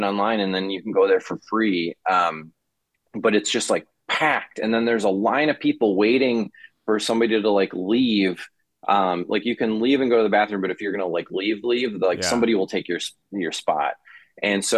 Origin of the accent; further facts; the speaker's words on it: Janesville, Wisconsin, United States; moved away as an adult; also born or lived in Minnesota; I grew up in Wisconsin